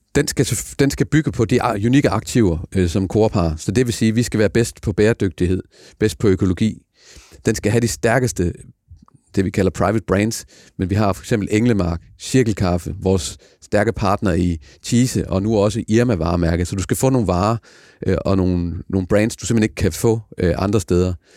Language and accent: Danish; Denmark; så er vi danskere